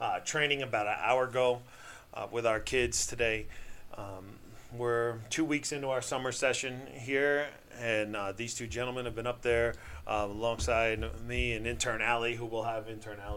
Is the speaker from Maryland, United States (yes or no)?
no; Kingston, New York, United States; now in Michigan, United States; my home state of New York. All right, shout out to all my friends back home in Kingston, New York.